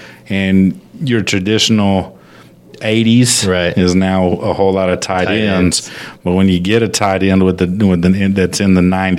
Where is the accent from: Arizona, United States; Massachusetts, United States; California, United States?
Arizona, United States; Phoenix; born there; I was born in Phoenix or close to Phoenix